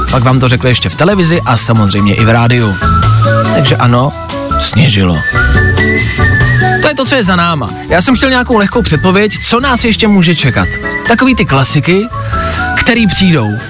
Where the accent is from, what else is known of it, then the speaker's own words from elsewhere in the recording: Plzeň, Plzeň Region, Czechia; To jsem nevěděla ani já a to jsem z Plzně.